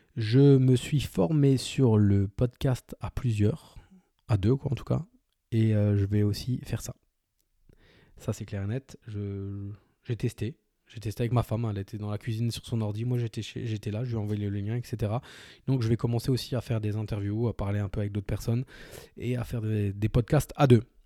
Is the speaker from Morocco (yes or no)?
no; France; on est français